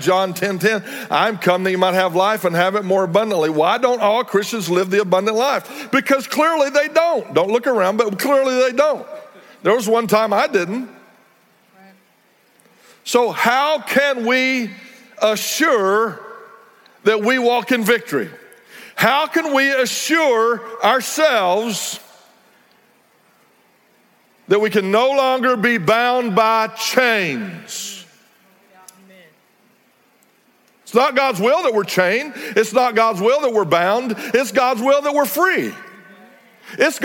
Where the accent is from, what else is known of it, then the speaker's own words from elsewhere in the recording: Texas Panhandle, United States; also born or lived in North Fort Worth, Texas; I grew up in the Texas Panhandle where there was a lot of open range at the time